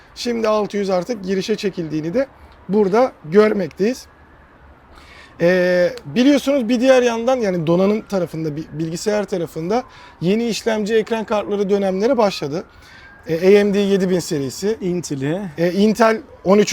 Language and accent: Turkish; Aydın, Turkey; moved away; ben Aydınlıyım